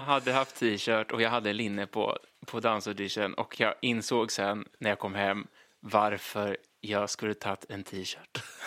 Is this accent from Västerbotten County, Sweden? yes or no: no; Linköping, Östergötland, Sweden; moved away; Jag kommer från Linköping från början, uppväxt där i massor med år